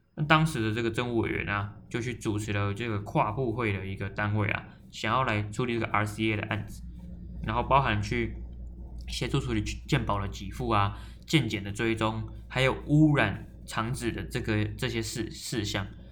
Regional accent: Taoyuan, Taiwan; 我是桃园人

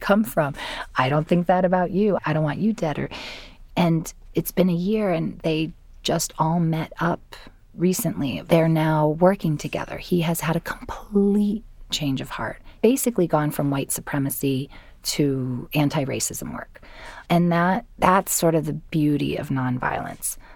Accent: Connecticut, United States; I grew up in Connecticut

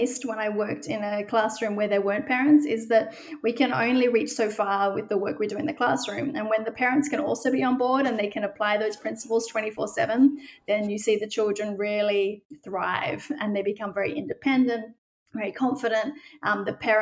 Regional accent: Australia; moved away as an adult; now in Amsterdam, Netherlands; I'm originally from Australia

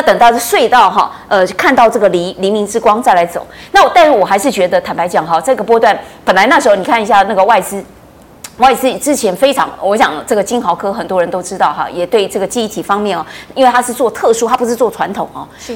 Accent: Taiwan; 我们台湾这边

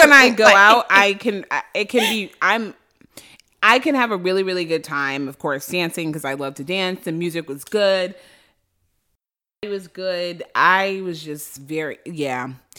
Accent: Boston, Massachusetts, United States; I'm from Boston.

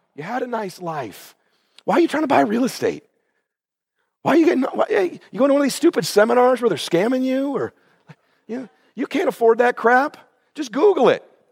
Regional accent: Pomona, California, United States; moved away as an adult; also born or lived in Coeur d'Alene, Idaho; now in Laguna Beach, United States; we grew up in Pomona

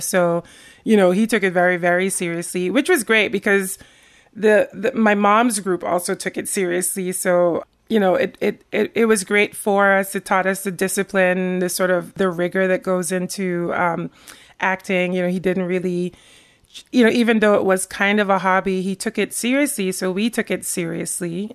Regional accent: Sint Maarten; moved away as an adult; also born or lived in Rotterdam, Netherlands; now in Jersey City, United States; I grew up on the Dutch side of Saint Martin.

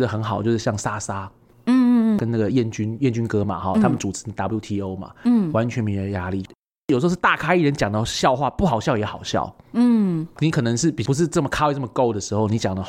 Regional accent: Taiwan; 就像我们台湾人很喜欢日本嘛，

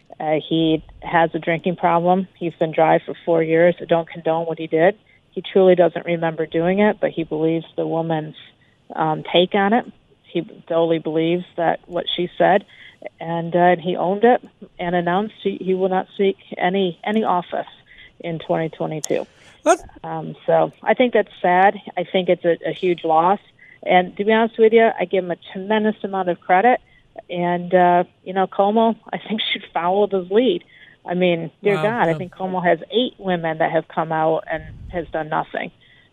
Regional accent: New York, United States; I am from New York as well. I'm actually from, Tom Reed's district.

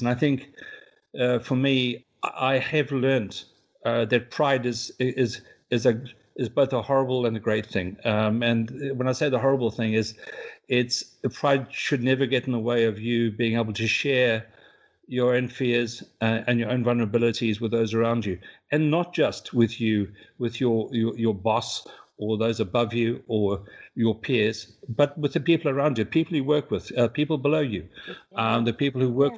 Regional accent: South Africa; also born or lived in New Zealand; now in London, United Kingdom; I am South African by birth

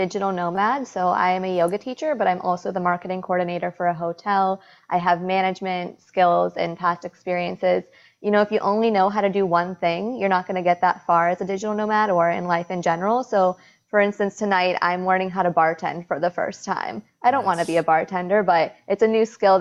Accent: New York, United States; now in Costa Rica; I'm from New York

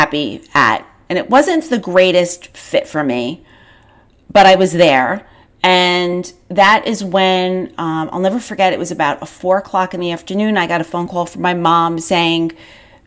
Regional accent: Long Island, New York, United States; I grew up on Long Island

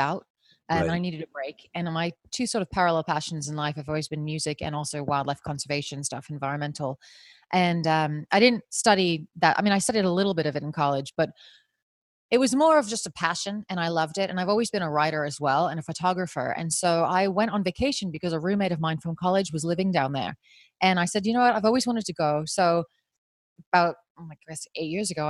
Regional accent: New Jersey, United States; moved away as an adult; also born or lived in South Africa; I am from New Jersey originally

